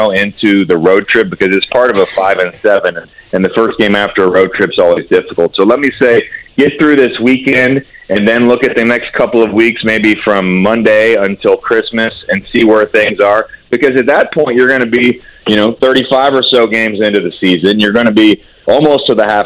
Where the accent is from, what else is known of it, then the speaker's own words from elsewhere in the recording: Peru, Indiana, United States; The best part of Peru was growing up, you were an hour and a half to Fort Wayne, you were an hour and a half to Lafayette